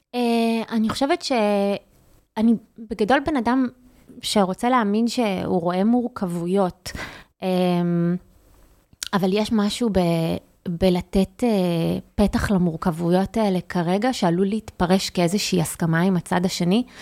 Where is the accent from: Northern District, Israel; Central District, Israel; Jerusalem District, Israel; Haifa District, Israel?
Haifa District, Israel; Haifa; אני חיפאית